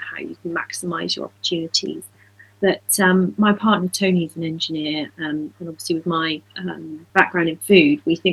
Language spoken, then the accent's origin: English; Dorset, West Country, South West England, United Kingdom; moved away; also born or lived in Devon; I grew up in West Country in Dorset, and my family's also from Devon.